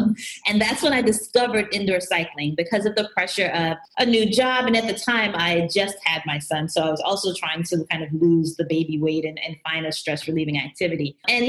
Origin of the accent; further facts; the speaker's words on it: Atlanta, Georgia, United States; moved away as an adult; also born or lived in Jamaica / New Jersey / Harlem, New York; now in New York, United States; I'm originally from Jamaica. We came over to the U.S. when I was younger, but I grew up in Atlanta.